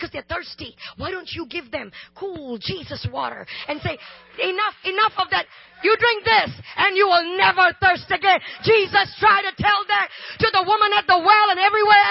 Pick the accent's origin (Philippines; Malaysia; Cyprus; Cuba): Malaysia; also born or lived in India (ancestry); now in United States; I am Indian, but I grew up in Malaysia